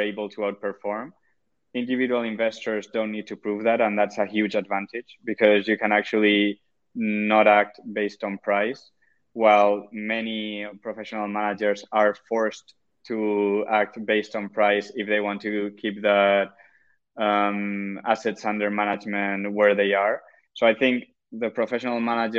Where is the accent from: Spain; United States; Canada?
Spain; Murcia, Region of Murcia; now in Madrid, Spain; I'm from originally from Murcia, that it's just below Valencia in the Mediterranean.